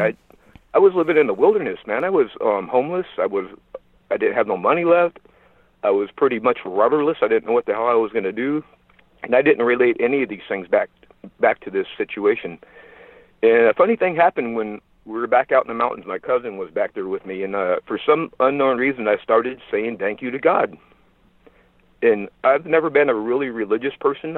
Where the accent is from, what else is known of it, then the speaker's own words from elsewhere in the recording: Cave Junction, Oregon, United States; moved away as an adult; also born or lived in Sacramento; moved back to my hometown in southern Oregon, a little town called Cave Junction where I grew up.